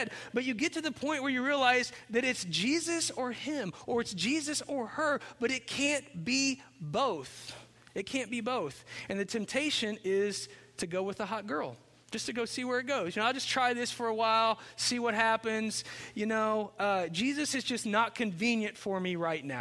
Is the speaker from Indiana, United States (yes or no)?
yes; Chandler, Indiana, United States; moved away as an adult; also born or lived in Cincinnati, Ohio; I grew up in Chandler, Indiana, which is a town of one stoplight